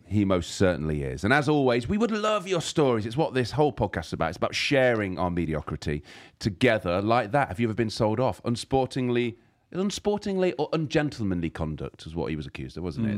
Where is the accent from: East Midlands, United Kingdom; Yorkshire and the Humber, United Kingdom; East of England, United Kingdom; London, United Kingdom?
East Midlands, United Kingdom; Leicester; I'm from Leicester, just down the road.